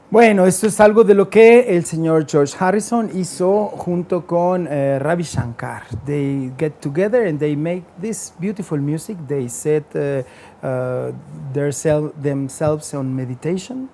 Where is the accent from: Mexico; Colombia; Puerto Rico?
Mexico; Guadalajara, Jalisco; yo soy de Tapatío